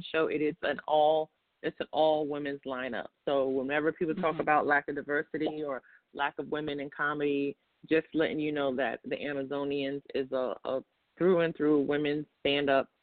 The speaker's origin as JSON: {"language": "English", "town": "New York City", "region": "New York", "country": "United States", "said": "I'm from Brooklyn, New York"}